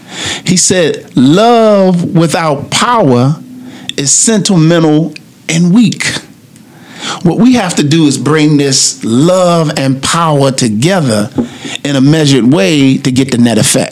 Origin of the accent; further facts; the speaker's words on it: Baltimore, Maryland, United States; One of the things that we have in growing up in Baltimore is that big brother, that feeling that we get by having that big brother.